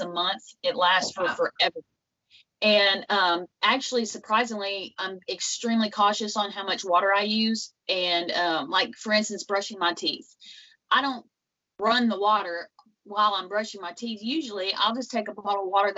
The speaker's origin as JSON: {"language": "English", "region": "Western Kentucky", "country": "United States", "said": "Where I'm from is from Western Kentucky. It's about a little town called Catawba"}